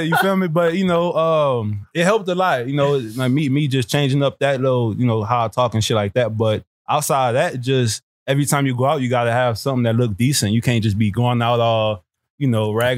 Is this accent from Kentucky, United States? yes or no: no; New Orleans, Louisiana, United States; moved away as an adult; also born or lived in Texas / Miami; now in California, United States; growing up in New Orleans